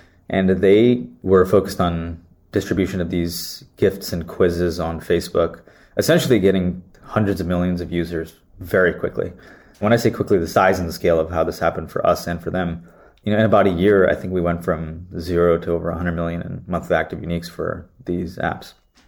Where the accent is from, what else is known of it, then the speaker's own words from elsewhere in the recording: Santa Clara, California, United States; So I was born and raised in California, Santa Clara